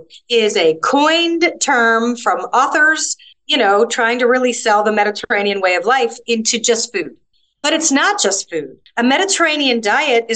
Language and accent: English; United States; moved away as an adult; now in Malta; I grew up in America